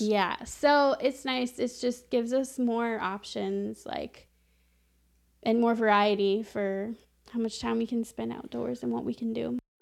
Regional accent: New Mexico, United States; moved away as an adult; now in Chicago, United States; we're moving back to my hometown where I was born and raised

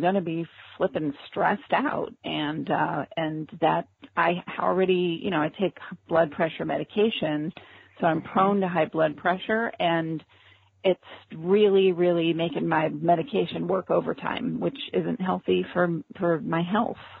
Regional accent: Orange County, California, United States; moved away; also born or lived in Los Angeles, California; I grew up in Orange County, California, and uh, Los Angeles

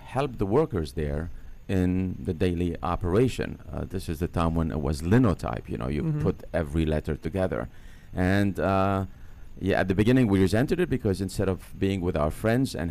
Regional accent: Lebanon; moved away as an adult; now in United States; Originally from Lebanon

